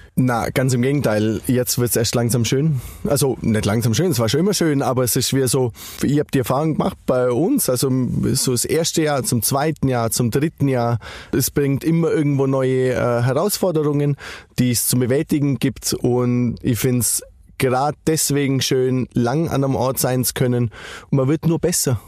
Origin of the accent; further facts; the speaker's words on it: Allgäu, Bavaria, Germany; bei uns im Allgäu